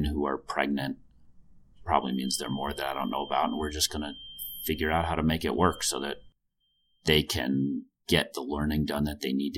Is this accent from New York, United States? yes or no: yes; New York, United States; moved away; I'm from New York and my parents still live in New York